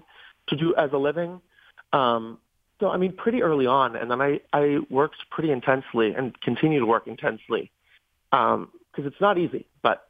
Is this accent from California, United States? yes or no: no; Baldwin, Pennsylvania, United States; moved away as an adult; I grew up in Baldwin, so I'm a South Hills boy.